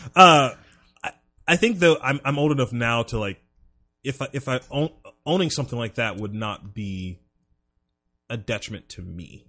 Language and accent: English; South Carolina, United States; growing up in South Carolina